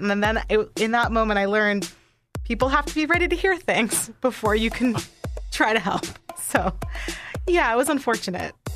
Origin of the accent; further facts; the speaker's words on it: New York, United States; I'm from New York